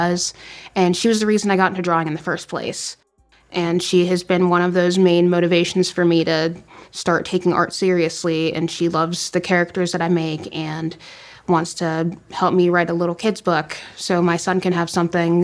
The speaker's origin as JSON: {"language": "English", "town": "Ambridge", "region": "Pennsylvania", "country": "United States", "tie": "born or raised there", "said": "I'm from Ambridge and I currently live there now."}